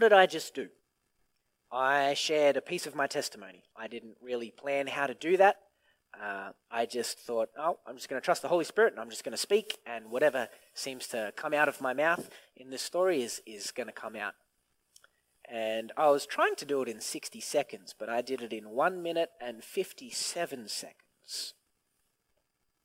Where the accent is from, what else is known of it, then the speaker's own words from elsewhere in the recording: Griffith, New South Wales, Australia; I was born and raised in Griffith, and I was always raised in church.